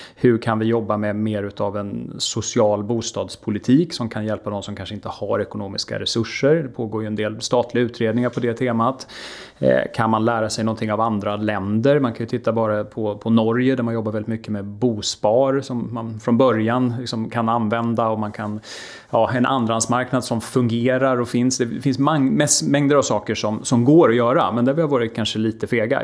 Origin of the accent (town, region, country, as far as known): Sweden